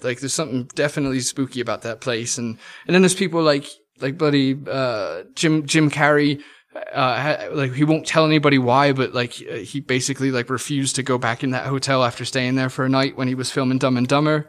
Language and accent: English; England, United Kingdom; moved away; growing up in England